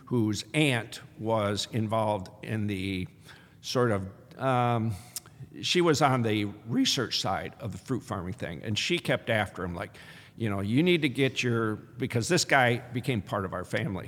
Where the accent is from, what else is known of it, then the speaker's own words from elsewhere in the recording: Michigan, United States; also born or lived in China; now in Iowa City, United States; I was born in Michigan